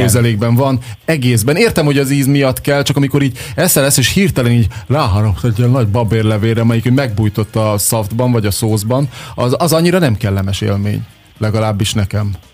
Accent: Érd, Pest, Hungary; érdi vagyok, tősgyökeres érdi

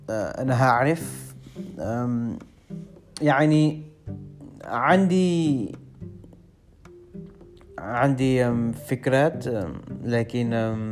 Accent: London, United Kingdom; born there; Arabic is a second language; انا عندي 22 سنه انا مولود في انجلترا في لندن لكن اصلي اصلي مش انجليزي مامتي هي من باكستان وبابايا من الهند

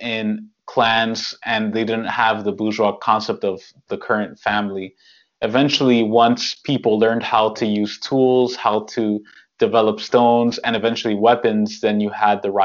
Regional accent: New York, United States; I'm from New York, like, in New York

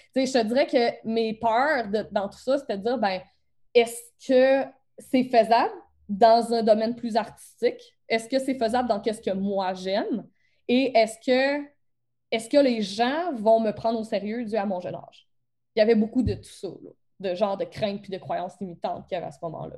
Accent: Beauce, Quebec, Canada; accent: Beauce accent; mon accent de la bosse

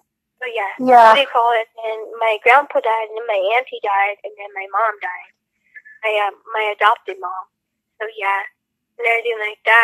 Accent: Albuquerque, New Mexico, United States; I was born here in Albuquerque

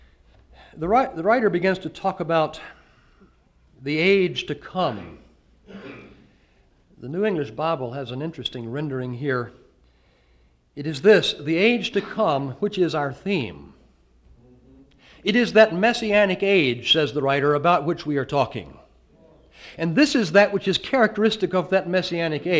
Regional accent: the South, United States; you can tell I'm from the South

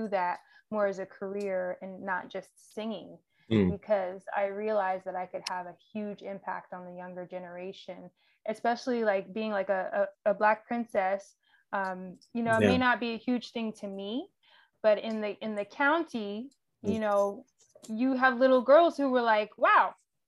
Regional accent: Atlanta, Georgia, United States; also born or lived in Riverdale / College Park / Fayetteville / East Point; We moved around quite a bit. I will say it would be easiest to say kind of Metro Atlanta.

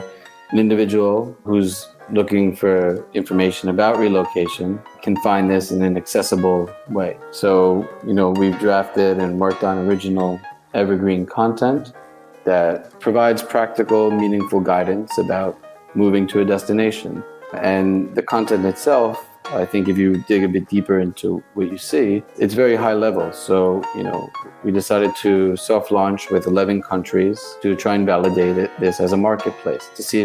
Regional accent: Long Island, New York, United States; first language English; moved away as an adult; also born or lived in Urbana-Champaign, Illinois / Chicago, Illinois / Beijing, China; originally from New York, right? But Long Island

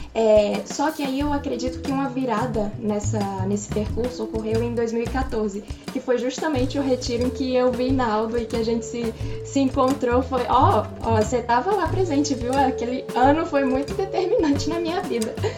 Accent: Rio de Janeiro, Brazil; eu nasci aqui no Rio, mas meus pais são cearenses

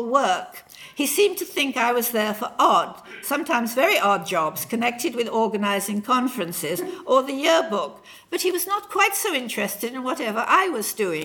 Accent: Birmingham, West Midlands, United Kingdom; also born or lived in United States; Birmingham, my native city.

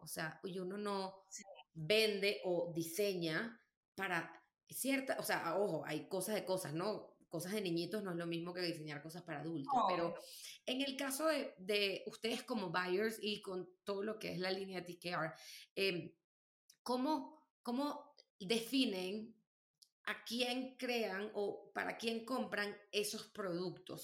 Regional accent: Venezuela; yo soy bien venezolana

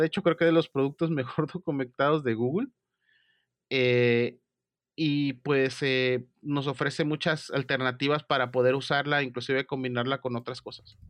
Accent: Mexico; soy de México

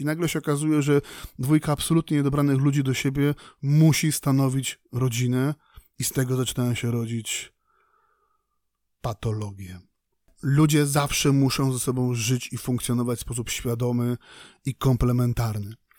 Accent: Poland; mówię tu na miejscu, w Polsce, w kraju nad Wisłą

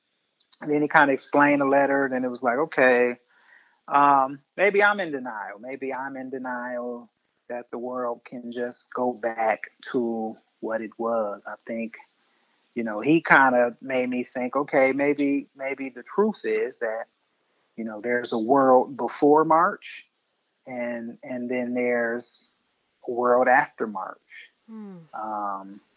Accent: Milwaukee, Wisconsin, United States; where I'm from Milwaukee

